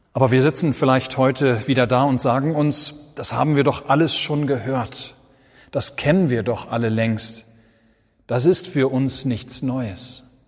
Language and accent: German; Germany; Wir sind als Deutsche